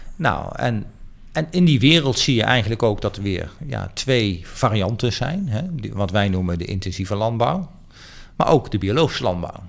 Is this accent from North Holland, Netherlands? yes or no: no; Arnhem, Gelderland, Netherlands; ik ben zelf Arnhemmer